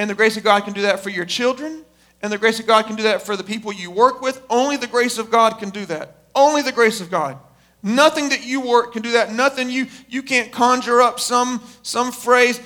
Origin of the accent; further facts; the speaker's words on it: United States; we were born and raised in America